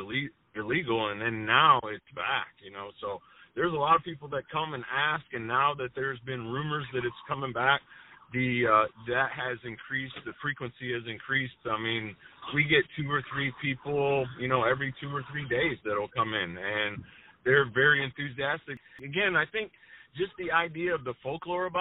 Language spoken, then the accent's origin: English; Flint, Michigan, United States; I grew up in the Flint area. I've been in Flint since the mid-70s myself